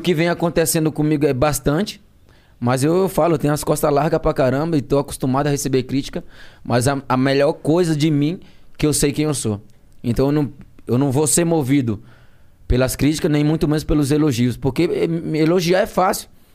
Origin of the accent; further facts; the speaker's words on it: Penedo, Alagoas, Brazil; now in Santos, Brazil; Do interior de Alagoas, a cidade do do Carlinho Maia, né, que é meu conterrâneo.